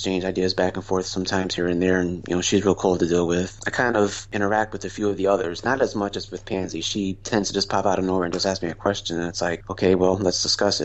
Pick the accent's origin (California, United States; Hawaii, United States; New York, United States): New York, United States; western; born or raised there; also born or lived in Pennsylvania / Buffalo, New York